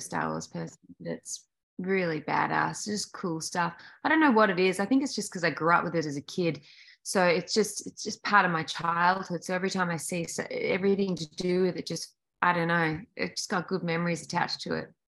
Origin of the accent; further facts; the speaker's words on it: Australia; moved away; in Australia, it's so weird. We grew up like when I was a kid, like 60 or 70% of our TV content was American.